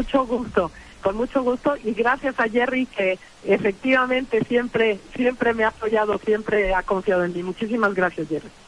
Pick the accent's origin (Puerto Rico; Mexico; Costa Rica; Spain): Mexico; Puebla; como mujer, como poblana